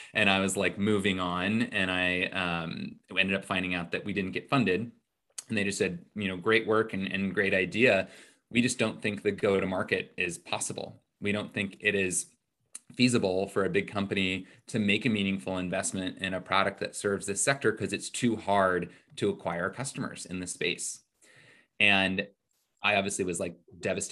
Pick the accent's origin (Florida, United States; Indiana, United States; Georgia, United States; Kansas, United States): Indiana, United States; moved away as an adult; also born or lived in New York City; I grew up in Indiana